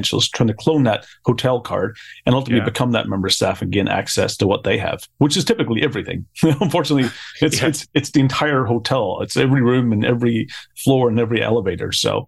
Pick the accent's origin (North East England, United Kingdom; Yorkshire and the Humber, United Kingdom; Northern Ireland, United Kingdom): Northern Ireland, United Kingdom; Belfast; moved away as an adult; now in Tallinn, Estonia; But I'm originally from Belfast